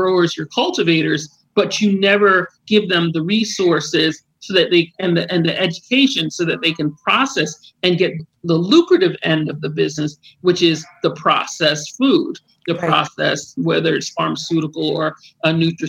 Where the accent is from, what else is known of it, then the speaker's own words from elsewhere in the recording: New York, United States; born there; I'm a first generation American, I was born in New York, but my family's Jamaican.